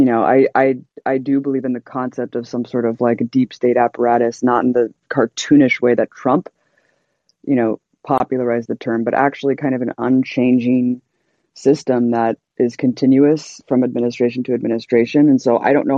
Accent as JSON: {"language": "English", "country": "United States", "said": "I am an American citizen."}